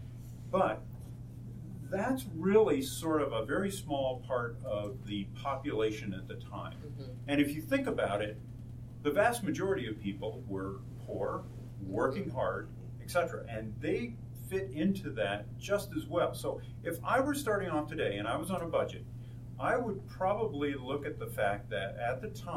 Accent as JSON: {"language": "English", "town": "San Diego", "region": "California", "country": "United States", "moved": "yes", "lives_now": "Tucson, United States", "said": "We're from San Diego"}